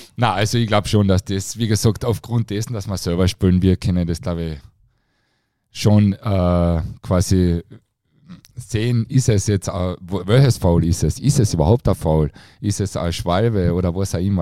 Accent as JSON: {"language": "German", "town": "Klagenfurt", "region": "Carinthia", "country": "Austria", "said": "für mich als Kärntner"}